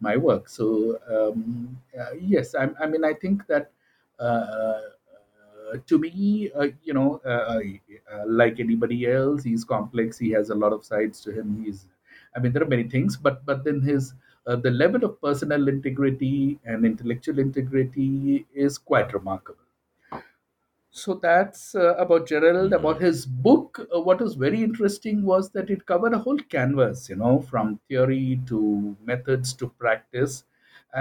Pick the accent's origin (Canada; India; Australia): India